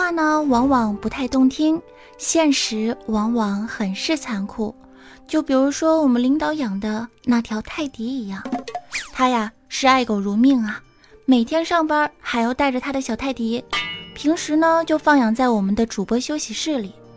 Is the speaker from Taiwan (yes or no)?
no; Fujian, China; 我们福建人